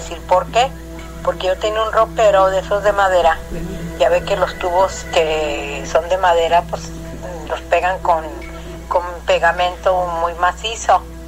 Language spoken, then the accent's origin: Spanish; Durango, Mexico; moved away; also born or lived in Mexico City; yo nací en Durango